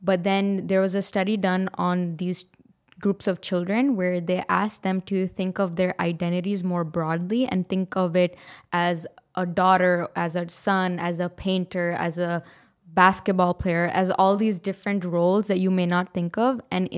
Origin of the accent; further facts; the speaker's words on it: Pakistan; if I go to Pakistan, yes, I'm a Pakistani, but am I like the other Pakistanis? I don't really feel like I am.